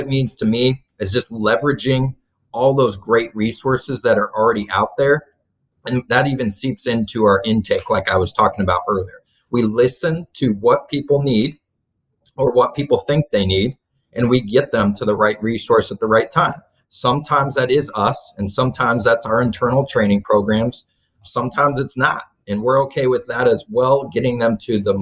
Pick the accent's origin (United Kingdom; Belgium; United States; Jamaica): United States; Kansas City; moved away as an adult; I'm from the Kansas City area. That's mainly where I grew up originally